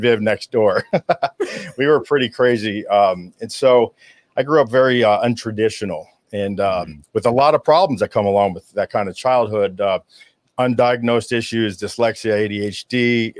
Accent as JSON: {"language": "English", "town": "Hollywood", "region": "Florida", "country": "United States", "tie": "born or raised there", "said": "I was born in Hollywood, Florida, which is very rare uh, to be born here in South Florida"}